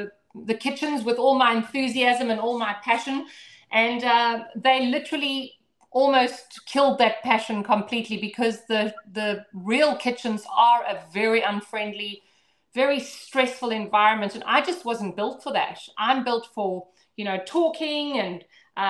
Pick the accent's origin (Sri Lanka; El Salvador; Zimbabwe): Zimbabwe; now in Brisbane, Australia; I grew up in Zimbabwe on a ranch out in the middle of literally nowhere.